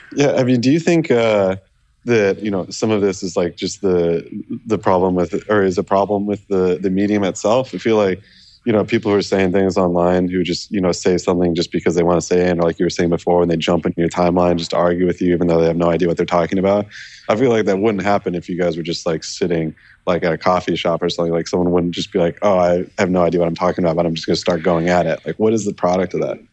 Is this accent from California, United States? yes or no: yes; California, United States; I'm from California